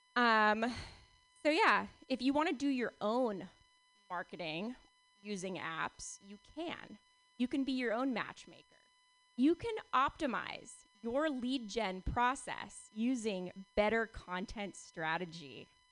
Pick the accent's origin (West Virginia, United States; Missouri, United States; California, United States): California, United States; Palo Alto; growing up in Palo Alto